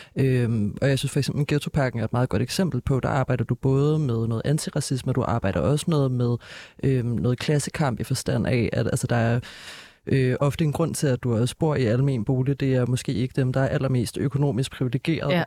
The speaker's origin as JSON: {"language": "Danish", "town": "Copenhagen", "region": "Capital Region of Denmark", "country": "Denmark", "tie": "born or raised there", "said": "jeg er jo altså, født og opvokset her i København"}